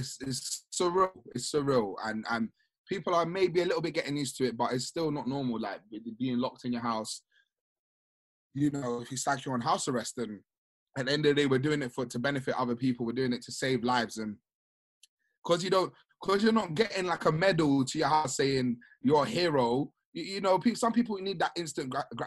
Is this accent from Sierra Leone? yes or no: yes; Sierra Leone